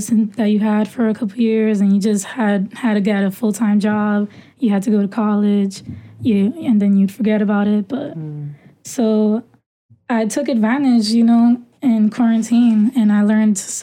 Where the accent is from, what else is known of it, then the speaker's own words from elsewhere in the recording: New York City, New York, United States; also born or lived in Dominican Republic; I grew up in Brooklyn.